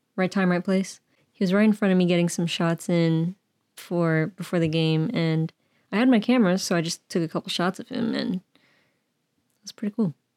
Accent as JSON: {"language": "English", "area": "the Bay Area", "region": "California", "country": "United States", "tie": "born or raised there", "said": "born and raised in the Bay"}